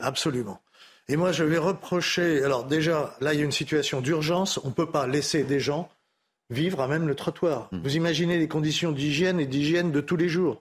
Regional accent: Paris, Île-de-France, France; je suis né à Paris

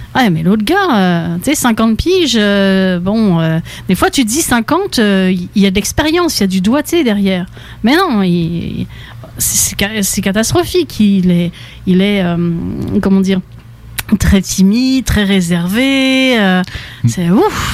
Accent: France; now in Quebec, Canada; ça fait longtemps que j'ai quitté la France

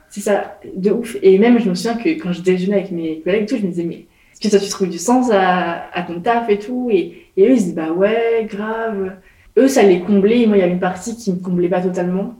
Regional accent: Nantes, Pays de la Loire, France; moved away as an adult; also born or lived in Nancy; j'ai grandi à Nantes

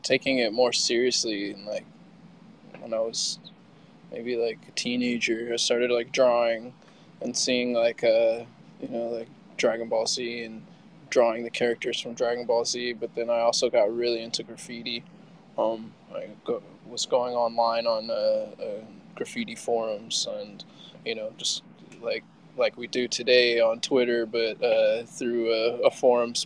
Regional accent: West Coast, United States; also born or lived in California / Seattle; now in Miami, United States; I was born in California, grew up on the West Coast, like Seattle and California, back and forth. And I live in Miami, Florida now

